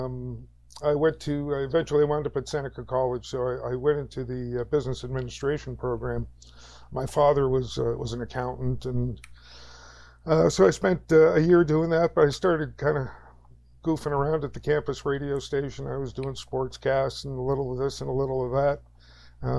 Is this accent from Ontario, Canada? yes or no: yes; Toronto, Ontario, Canada; moved away as an adult; now in Alliston, Canada; I was born in Toronto, in the North End, in an area you might be familiar with called Bathurst Manor.